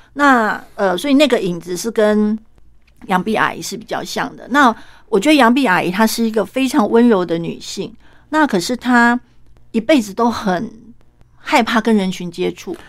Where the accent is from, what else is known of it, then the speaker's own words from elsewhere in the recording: Kaohsiung, Taiwan; 我们高雄人啊